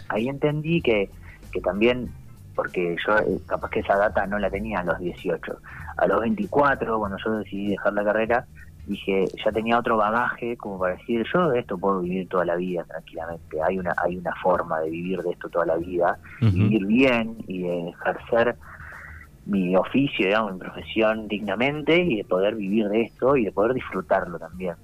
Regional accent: Santa Rosa, La Pampa, Argentina; yo soy de Santa Rosa, eh, acá digamos en la capital de La Pampa

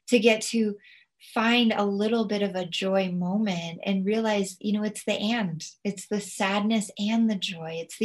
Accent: United States; as an American

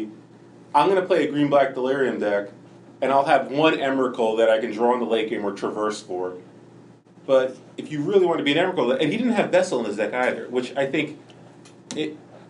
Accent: New Jersey, United States; also born or lived in New York area; growing up in New Jersey, like, and the New York area

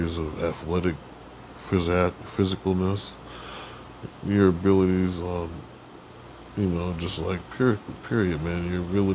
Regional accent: United States

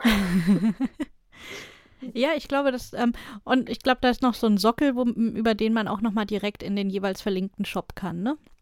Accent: Berlin, Germany; Als Berlinerin

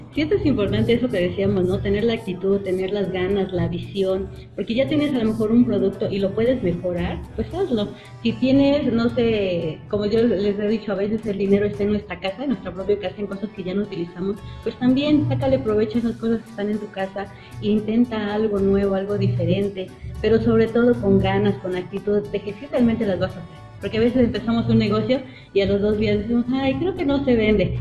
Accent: Mexico; nosotros hacemos como grandes mexicanos

